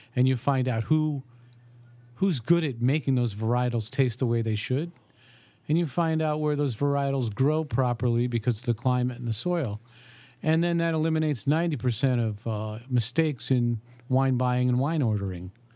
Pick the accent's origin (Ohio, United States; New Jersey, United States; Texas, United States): Ohio, United States; I grew up in Ohio